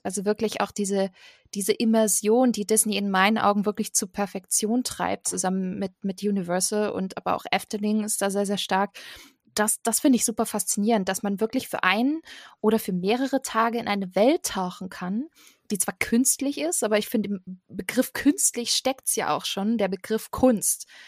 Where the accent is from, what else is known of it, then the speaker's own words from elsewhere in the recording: Stuttgart area, Baden-Württemberg, Germany; ich komme aus der Ecke Stuttgart